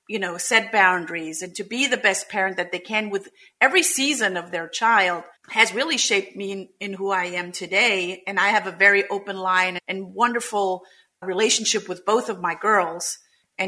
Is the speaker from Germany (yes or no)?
yes; Germany; English is a second language; moved away as an adult; also born or lived in Munich, Germany; now in United States; I am originally from Germany, came to the United States in 2004 to build a Montessori school